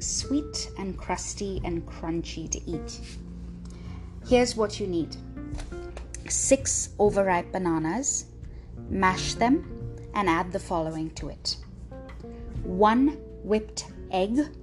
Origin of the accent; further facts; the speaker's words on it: Mumbai, Maharashtra, India; I was raised in Bombay, when people ask what my background is, I say Goan